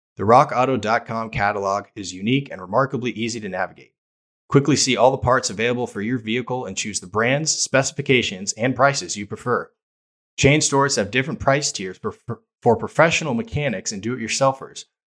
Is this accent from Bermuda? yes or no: no; Bay Area, California, United States; moved away; I played basketball my whole life growing up in the Bay Area